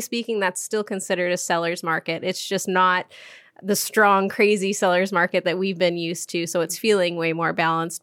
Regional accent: Duvall, Washington, United States; now in Bellingham, United States; I grew up in Duval, Washington

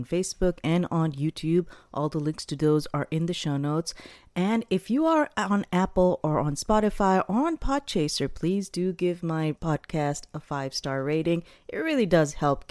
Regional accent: Pakistan; moved away; when I was growing up in Pakistan, what usually used to happen is that Fridays were generally recognized as half days

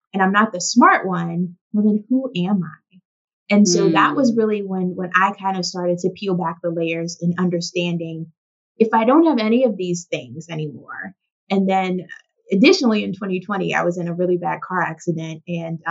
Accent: the South, United States; my journey as a young girl growing up in the South

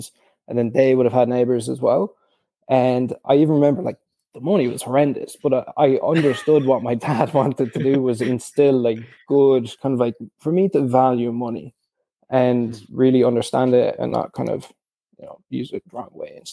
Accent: Cork, Munster, Ireland; We're from Cork as well

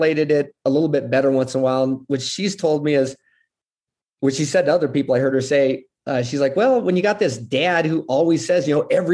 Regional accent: United States; also born or lived in Puerto Rico; I'm this gringo from America

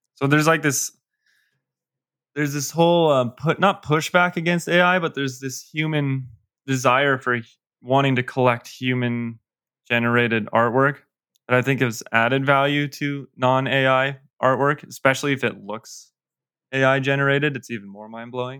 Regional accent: Colorado, United States; I grew up still live in Colorado.

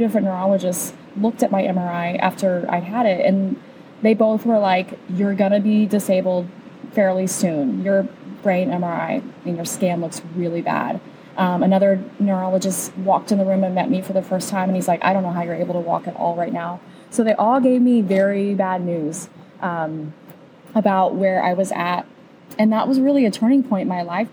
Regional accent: Indiana, United States; moved away as an adult; also born or lived in Colorado Springs, Colorado; now in Nashville, United States; I was raised in Indiana, moved to Colorado when I was 21

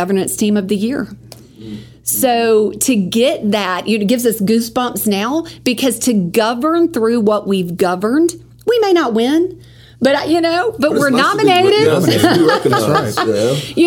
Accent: Meriwether County, Georgia, United States; moved away as an adult; also born or lived in Texas; now in Coweta County, United States; I was born in Texas, grew up down in Meriwether County. My dad was in the Air Force

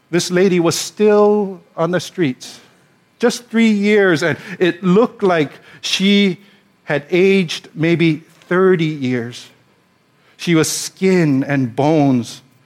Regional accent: Hawaii, United States; also born or lived in Pasadena, California; we're born and raised in Hawaii. We've lived here all our lives

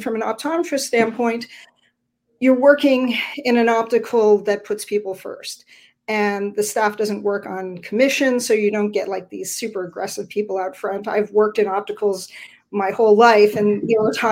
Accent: Ontario, Canada; also born or lived in Florida; now in Vancouver, Canada; I'm originally from Ontario

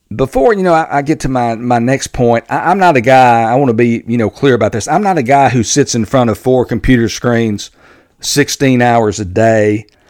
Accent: Texas, United States; my home state of Texas

